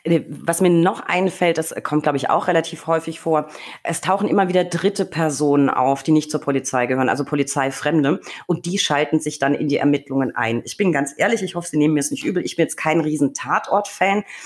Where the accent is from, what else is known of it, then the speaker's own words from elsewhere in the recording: Franconia, Bavaria, Germany; ich komme aus Bayern, beziehungsweise Franken